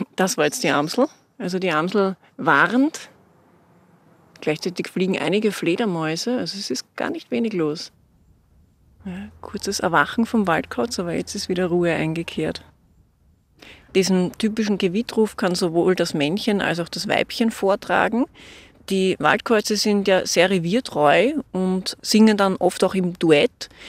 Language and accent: German; Austria; bei uns in Österreich